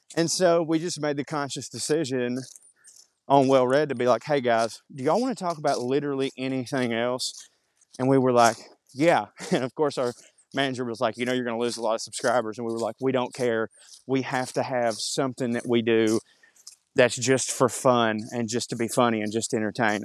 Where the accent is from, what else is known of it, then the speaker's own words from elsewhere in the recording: Marjorie Taylor Greene's district, Georgia, United States; around here in my hometown